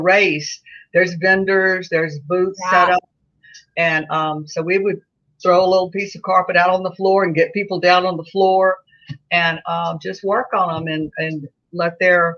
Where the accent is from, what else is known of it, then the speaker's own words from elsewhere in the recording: Baton Rouge, Louisiana, United States; We grew up in Baton Rouge